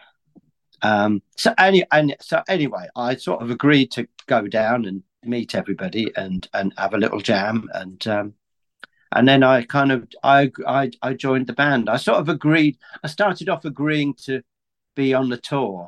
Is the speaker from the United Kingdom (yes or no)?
yes; Aylesbury, South East England, United Kingdom; also born or lived in Middlesbrough; I've always lived in Aylesbury, really, although I was born in Middlesbrough